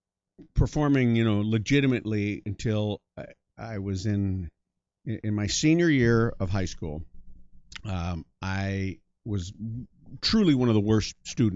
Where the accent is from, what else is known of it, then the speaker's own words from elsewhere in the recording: Iowa, United States; also born or lived in Colorado, United States / Hull, Canada / Yuma, United States; I was born in Colorado, then we moved to Hull, Canada, which is in Quebec. And then we moved to Yuma, Arizona, which is on the Mexican border. And then we moved to Ames, Iowa.